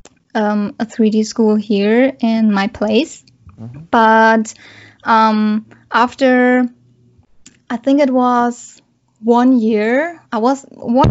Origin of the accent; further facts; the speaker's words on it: Germany; I'm coming from Germany